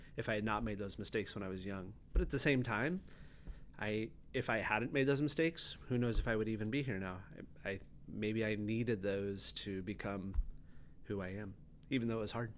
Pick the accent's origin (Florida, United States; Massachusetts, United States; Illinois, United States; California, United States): California, United States; San Luis Obispo; also born or lived in Atascadero; I grew up on the Central Coast, mostly like San Luis Obispo and Atascadero.